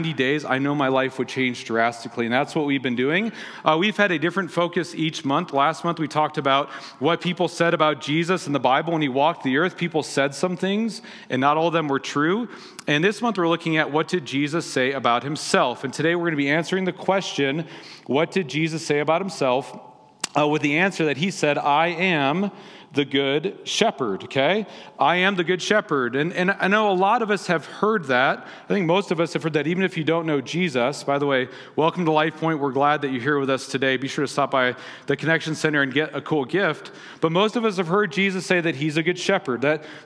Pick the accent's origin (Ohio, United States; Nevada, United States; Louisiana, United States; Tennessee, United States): Nevada, United States; Las Vegas; moved away; they're playing in my hometown